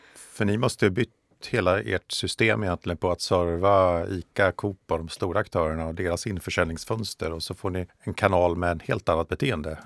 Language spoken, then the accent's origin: Swedish; Östergötland, Sweden; landsbygdsperspektivet som jag står för som östgöte eh, och eh, boende i en mindre eh, by utanför Norrköping